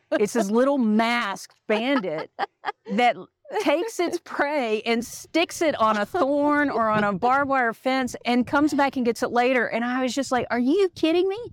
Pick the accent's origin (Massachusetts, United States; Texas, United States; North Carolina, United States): Texas, United States; Dallas; now in Colorado, United States; I grew up in Dallas, Texas